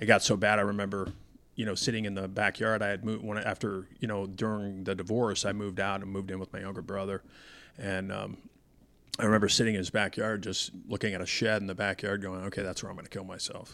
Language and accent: English; Denver, Colorado, United States; I grew up in Denver